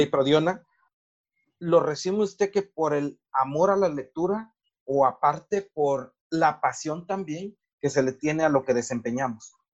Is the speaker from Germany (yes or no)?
no; Morelos, Mexico; en mi pueblo y en nuestra región hay un montón de ingenieros agrónomos